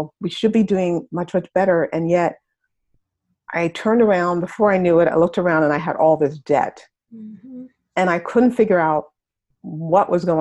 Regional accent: New York City, New York, United States; I grew up in Harlem. I wasn't in exactly the best neighborhood. Harlem is in New York

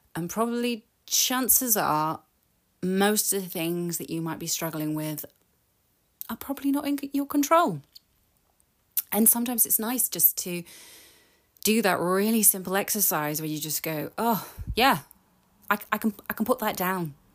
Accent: United Kingdom; I'm British

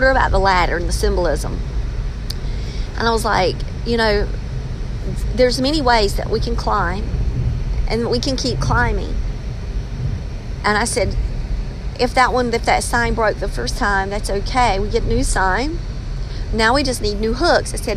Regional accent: England, United Kingdom; I'm English

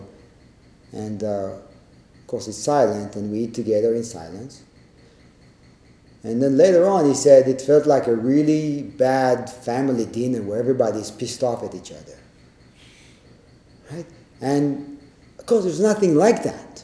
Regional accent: Israel; growing up in Israel

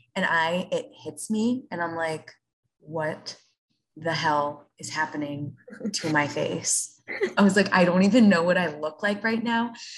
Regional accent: Rockland County, New York, United States; moved away as an adult; now in Charlotte, United States; I grew up in Rockland County with you.

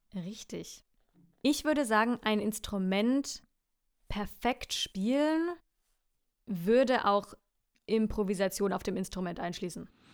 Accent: Franconia, Bavaria, Germany; accent: Franconian; mein Dialekt Fränkisch

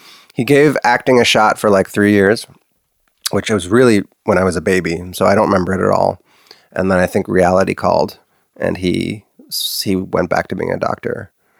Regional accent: Los Angeles, California, United States; also born or lived in Santa Monica; I was born in Santa Monica, California, which is by the coast in LA.

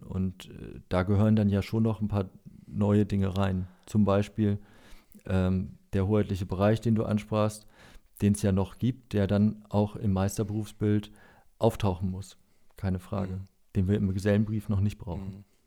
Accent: Lower Saxony, Germany; Als Niedersachse

